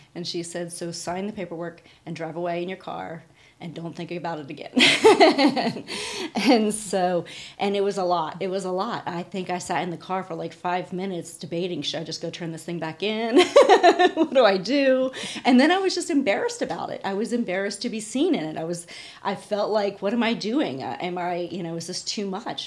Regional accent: Pennsylvania, United States; we grew up in Pennsylvania

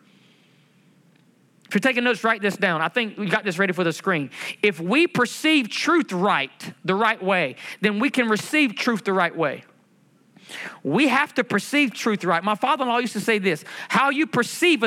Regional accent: United States; I'm a Native American Indian

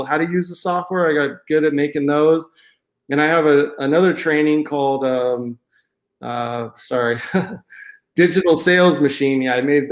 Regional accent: San Diego, California, United States; moved away as an adult; now in Cabo San Lucas, Mexico; I grew up in San Diego, California. I lived there most of my life

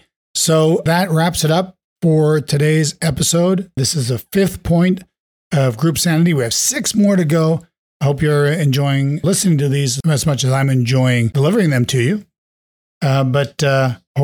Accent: New York, United States; In New York, my hometown

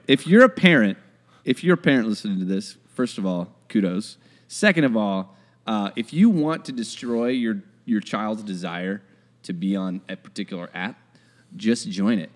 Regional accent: United States; I'm American

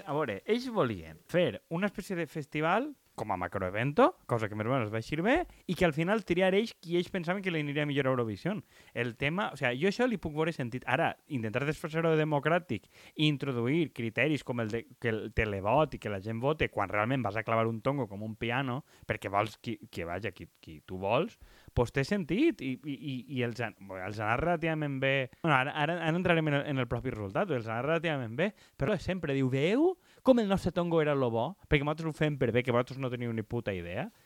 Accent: Alicante, Valencian Community, Spain; som d'Alacant

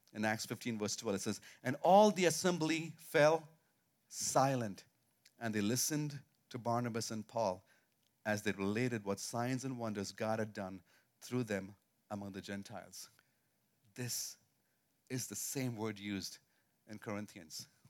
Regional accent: India; moved away; I grew up in India most of my life

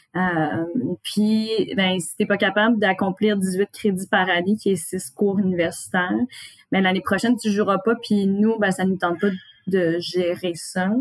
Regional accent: Gatineau, Quebec, Canada; je viens de Gatineau

